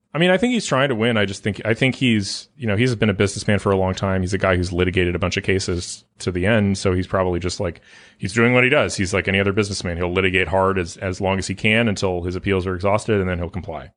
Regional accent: California, United States; moved away; I'm from California

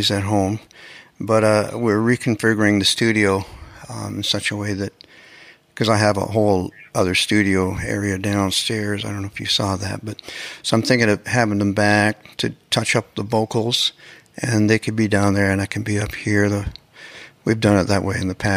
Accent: Canada; now in Los Angeles, United States; as a Canadian

